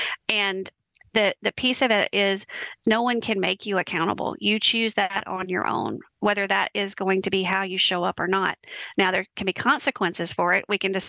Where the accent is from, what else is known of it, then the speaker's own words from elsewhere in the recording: the South, United States; I'm from the South and we do a lot of bless our hearts and huggins around here.